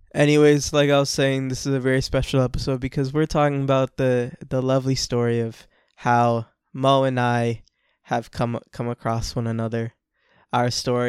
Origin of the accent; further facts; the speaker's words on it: Orlando, Florida, United States; I'm from Orlando, Florida. I grew up with a lot of Spanish people.